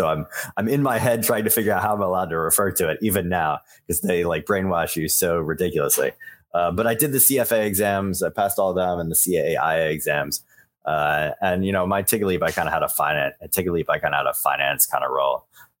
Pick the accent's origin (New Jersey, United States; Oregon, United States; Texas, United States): Texas, United States; also born or lived in Philadelphia, United States / Buenos Aires, Arkansas, United States; I come from Texas and Philadelphia by way of a little stint in Buenos Aires. And that's about where I come from.